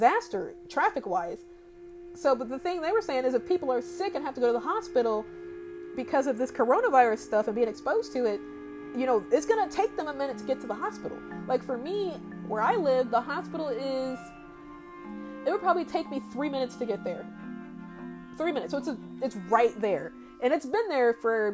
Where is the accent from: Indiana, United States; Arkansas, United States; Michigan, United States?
Indiana, United States; I'm a Hoosier, I'm from Indiana, I've been here for over 20 years of my life